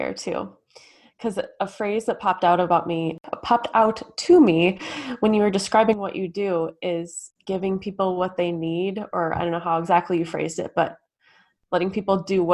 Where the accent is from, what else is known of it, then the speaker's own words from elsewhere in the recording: Minnesota, United States; We're both Minnesotan or Midwestern